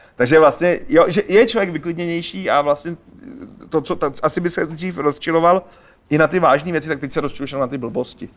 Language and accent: Czech; Czechia; my Češi jsme takový nešikovný myšmaš něco mezi Polákama a Němcema